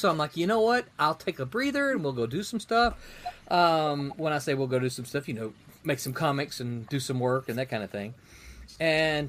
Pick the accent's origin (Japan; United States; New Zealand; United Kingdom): United States; the South; I'm from the South